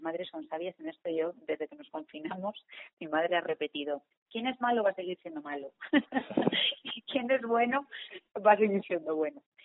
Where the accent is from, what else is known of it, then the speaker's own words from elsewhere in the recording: León, Castile and León, Spain; la gente de León, que estamos aquí y solo somos de León